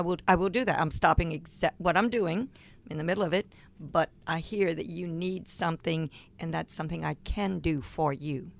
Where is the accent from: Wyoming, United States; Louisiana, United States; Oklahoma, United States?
Louisiana, United States; Cajun; I'm a Cajun